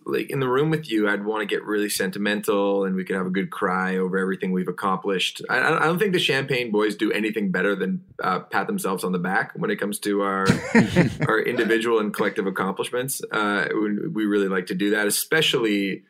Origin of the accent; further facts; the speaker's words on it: Liverpool, North West England, United Kingdom; accent: Liverpool; Well, you know what's funny is that was my Liverpool accent.